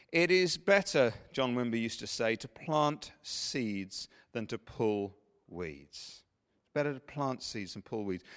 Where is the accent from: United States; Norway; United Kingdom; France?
United Kingdom; England; we're English